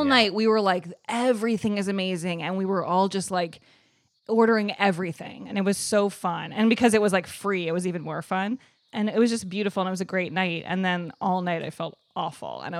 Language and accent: English; Evanston, Illinois, United States; Evanston, Illinois, right outside of Chicago.